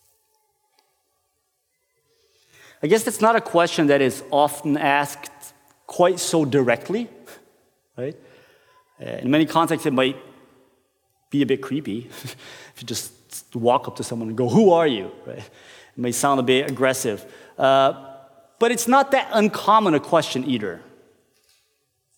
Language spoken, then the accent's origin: English; Brazil; moved away as an adult; now in Norway; I'm from Brazil, and I have been living in Norway for over a decade.